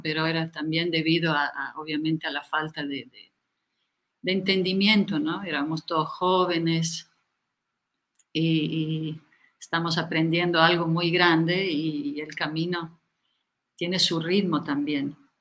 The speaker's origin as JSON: {"language": "Spanish", "country": "Italy", "tie": "born or raised there", "also_born_or_lived": "India / Ecuador / Bolivia", "moved": "as an adult", "said": "yo nací en Italia y estudié arte"}